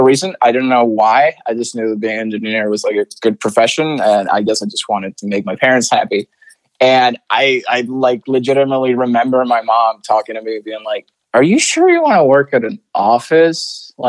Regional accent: Santiago, Santiago Metropolitan Region, Chile; first language Spanish; English is a second language; moved away as an adult; also born or lived in Orlando; now in United States; I was born and raised in Santiago, Chile.

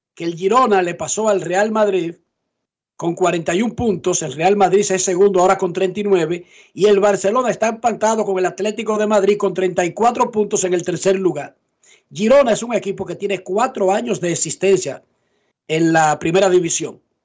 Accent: Herrera, Distrito Nacional, Dominican Republic; yo como un dominicano de aquí, de que de Herrera

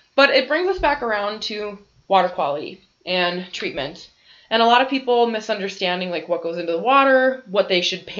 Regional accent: Bismarck, North Dakota, United States; now in Grand Forks, United States; I grew up in Bismarck

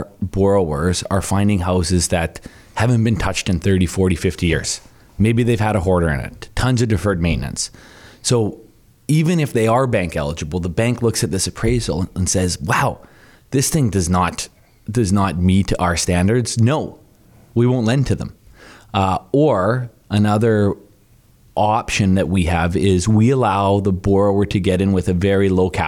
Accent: Thunder Bay, Ontario, Canada; now in Calgary, Canada; Thunder Bay, Ontario

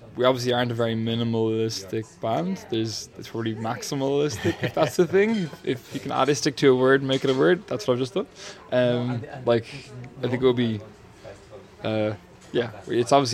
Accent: Dublin, Leinster, Ireland; I'm from Finglas.

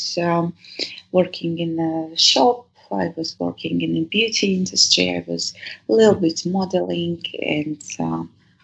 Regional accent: Dagestan, Russia; English is a second language; moved away as an adult; now in Europe; grow up there being a woman

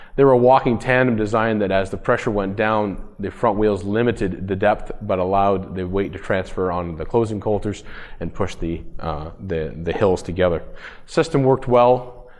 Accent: Woodville, Ontario, Canada; I am from Woodville, Ontario, Canada, so we're about an hour north of Toronto.

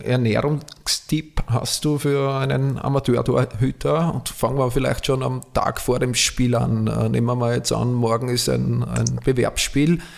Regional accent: Austria; bei uns in Österreich

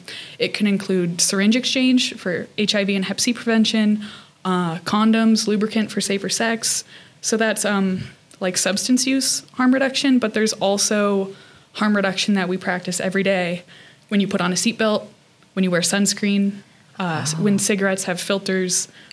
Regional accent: New Mexico, United States; now in Salt Lake City, United States; New Mexico.

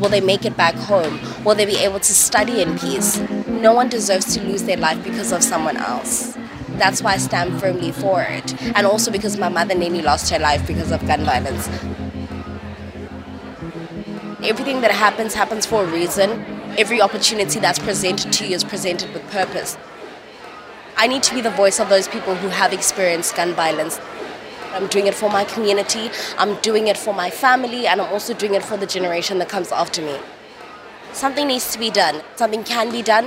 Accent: Johannesburg, Gauteng, South Africa; I come from Alexandra Township and in the north of Johannesburg in South Africa.

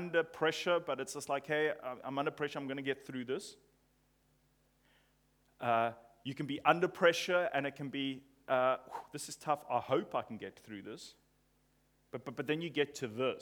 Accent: England, United Kingdom; I'm English

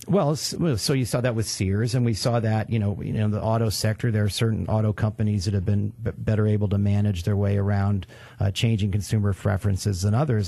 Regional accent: New York, United States; moved away; I'm from New York

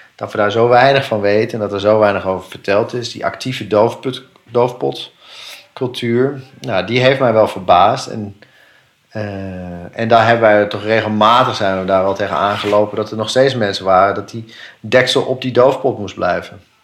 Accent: Netherlands; als Nederlanders

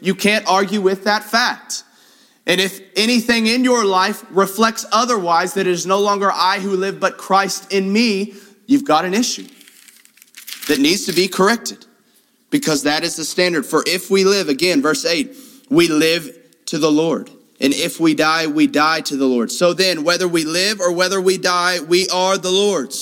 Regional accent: Houston, Texas, United States; moved away; I grew up in Houston

